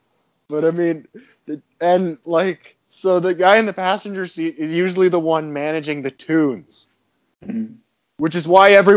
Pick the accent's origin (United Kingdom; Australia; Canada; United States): Canada; us being Canadian